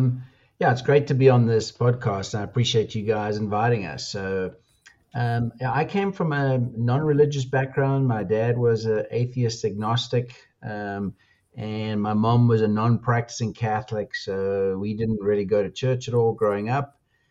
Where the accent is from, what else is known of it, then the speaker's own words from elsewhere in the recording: South Africa; So I spent about a year and a half doing military service as a South African, and then went in the full time ministry in Pretoria.